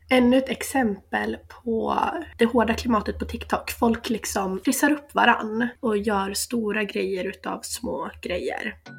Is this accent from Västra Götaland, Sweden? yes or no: no; Sandviken, Gävleborg County, Sweden; jag är 26 år, tvåbarnsmamma ifrån Sandviken.